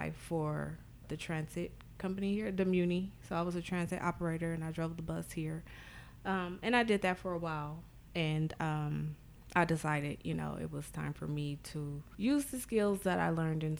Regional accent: San Francisco, California, United States; also born or lived in Oakland / Richmond / Sacramento; I am a San Francisco native. I was born and raised in the Western Addition part of San Francisco, which a lot of people know as the Fillmore.

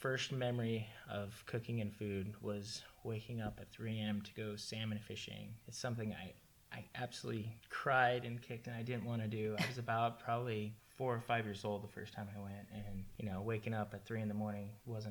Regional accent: Salinas Valley, California, United States; also born or lived in Monterey, California; I was born in Monterey, California. Kind of grew up in the Salinas Valley. Very magical place to grow up. There's fishing constantly every day. A lot of agriculture going on in the valley.

